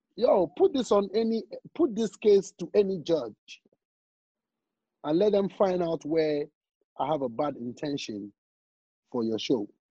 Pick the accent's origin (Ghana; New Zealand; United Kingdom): Ghana; I'm, I'm from Ghana